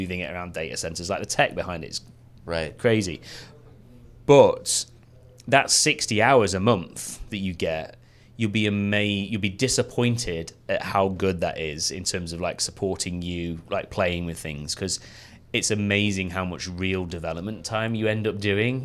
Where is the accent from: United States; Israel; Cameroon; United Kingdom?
United Kingdom; the north of England; I come from Northern England